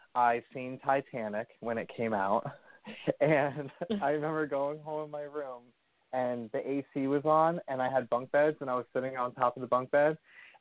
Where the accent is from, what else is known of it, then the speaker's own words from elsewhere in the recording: Washington, New Jersey, United States; also born or lived in Schenectady, New York; from preschool up until graduating high school, my whole life was in Washington, New Jersey